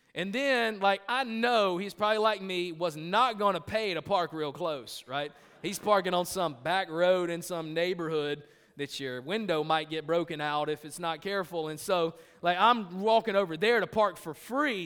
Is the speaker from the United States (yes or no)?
yes; United States; I am an American, not an Americant